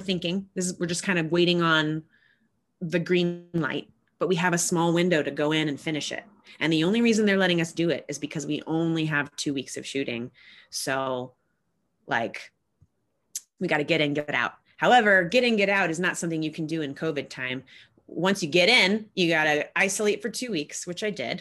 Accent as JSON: {"language": "English", "country": "United States", "said": "as an American"}